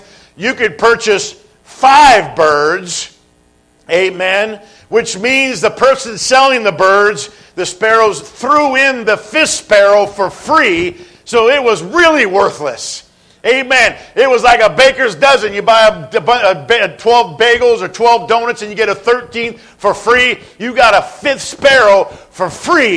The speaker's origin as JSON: {"language": "English", "region": "Southern California", "country": "United States", "tie": "born or raised there", "said": "I've been growing up in Southern California"}